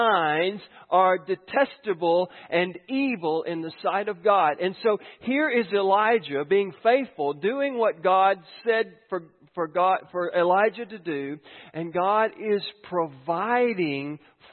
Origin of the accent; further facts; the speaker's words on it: United States; I'm from Giles County